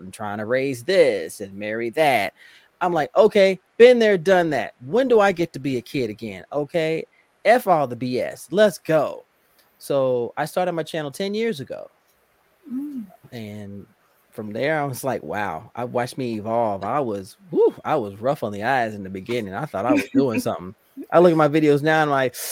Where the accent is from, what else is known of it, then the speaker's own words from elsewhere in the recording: Indianapolis, Indiana, United States; now in Virginia, United States; I'm originally from Indianapolis, Indiana, but I currently live in Virginia